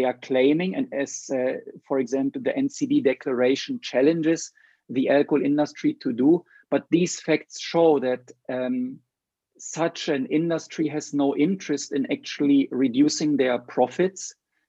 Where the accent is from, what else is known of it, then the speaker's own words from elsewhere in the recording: Sri Lanka; your home country is a little bit different than my home country, Sri Lanka.